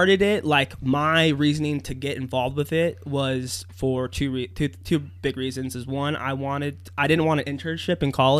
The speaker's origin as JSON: {"language": "English", "town": "Las Vegas", "region": "Nevada", "country": "United States", "tie": "born or raised there", "moved": "as an adult", "lives_now": "Reno, United States", "said": "I was born and raised in Vegas with two amazing parents"}